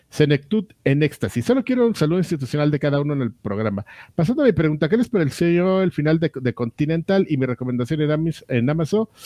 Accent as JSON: {"language": "Spanish", "town": "Tula", "region": "Hidalgo", "country": "Mexico", "said": "Yo también soy de Tula, soy tuleño, lagarto."}